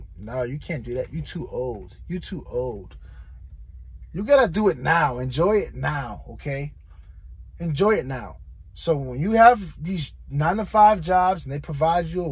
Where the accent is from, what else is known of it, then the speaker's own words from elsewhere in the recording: New York City, New York, United States; now in Florida, United States; I'm from New York City